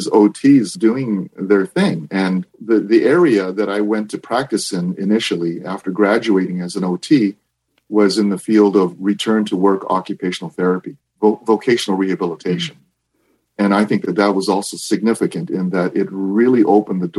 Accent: Japan; moved away; also born or lived in Vancouver, Canada; I was born and raised in Japan, and it was in the early 1970s that my family had moved from Japan to Vancouver, Canada

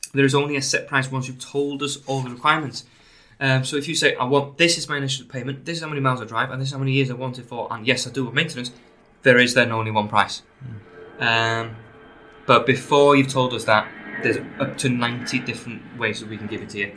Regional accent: Anglesey, North Wales, United Kingdom; accent: Welsh; now in St Helens, United Kingdom; I'm, I'm from Anglesey in North Wales originally. I live in St Helens now. Uh, so I suppose my accent is Welsh.

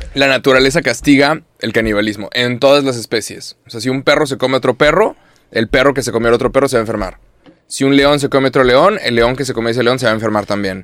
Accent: Mexico; yo uso Mexican para referirme a mí y soy mexicano

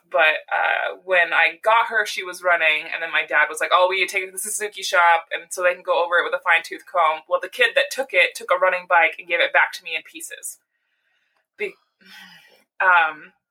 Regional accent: Montana, United States; also born or lived in Oregon; now in Portland, United States; born and raised Montanan, moving to Oregon

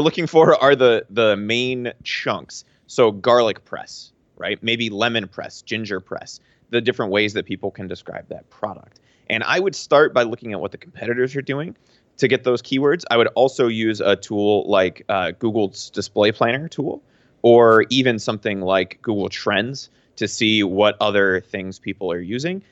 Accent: Pennsylvania, United States; moved away as an adult; I'm from Pennsylvania.

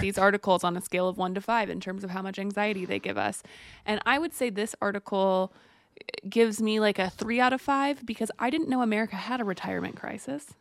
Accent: Texas, United States; Texas, I was born in Texas

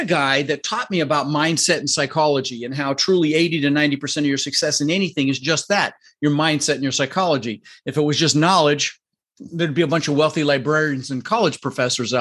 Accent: Denver, Colorado, United States; also born or lived in Netherlands; And we ended up in Denver, Colorado

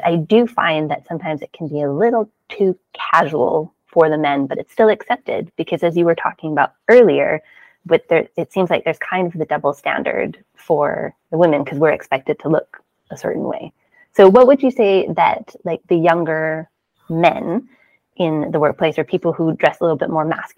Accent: Canada; moved away; You know, when I moved over from Canada, I got rid of so much clothing.

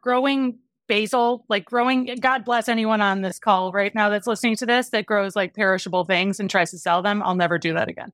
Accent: Wisconsin, United States; I grew up in Wisconsin

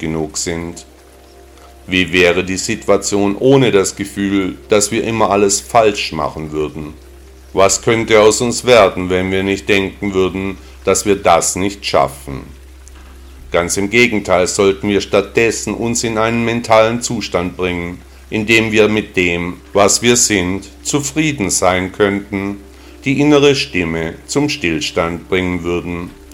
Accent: Stuttgart, Baden-Württemberg, Germany; in meiner Heimatstadt Stuttgart

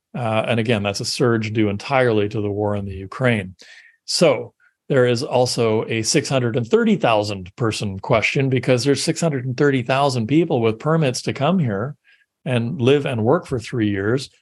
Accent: Canada; I'm Canadian

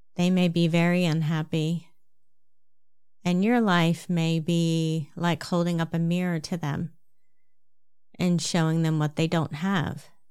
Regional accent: New Jersey, United States; accent: New Jersey; my New Jersey accent

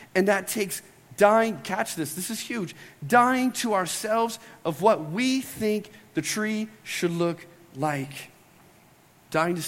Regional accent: United States; we're American Christians

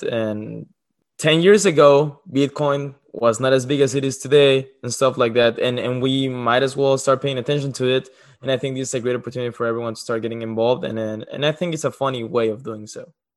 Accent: Mexico; moved away; I'm from Mexico.

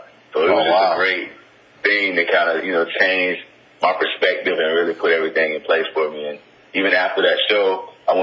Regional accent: Florida, United States; also born or lived in Atlanta, Georgia; now in Los Angeles, United States; I'm originally from Florida, but I spent a lot of time in Atlanta. I lived there for a while

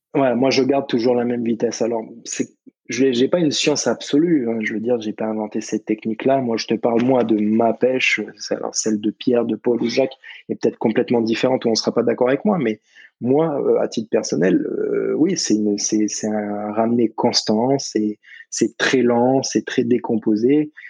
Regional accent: Nouméa, South Province, New Caledonia; toute ma vie, j'ai grandi sur Nouméa

